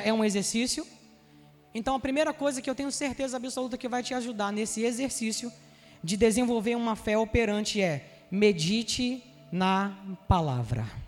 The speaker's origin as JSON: {"language": "Portuguese", "region": "Rio de Janeiro", "country": "Brazil", "accent": "Carioca"}